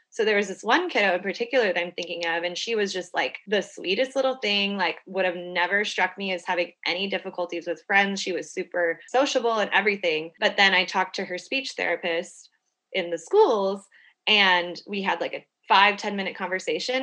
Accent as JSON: {"language": "English", "town": "Houston", "region": "Texas", "country": "United States", "lives_now": "Austin, United States", "said": "I'm from Houston"}